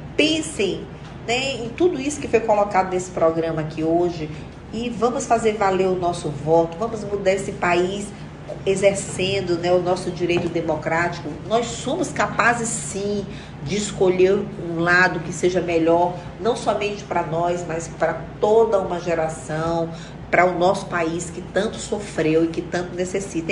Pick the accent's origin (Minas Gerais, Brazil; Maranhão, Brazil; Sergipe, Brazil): Maranhão, Brazil; São Luís; born or raised there; also born or lived in Mirador, Maranhão